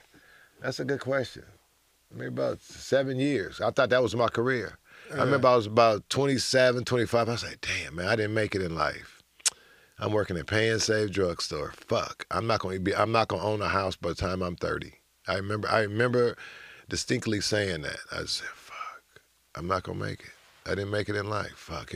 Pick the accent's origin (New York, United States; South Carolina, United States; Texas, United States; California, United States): California, United States; Oakland; moved away as an adult; also born or lived in Los Angeles; I came from Oakland.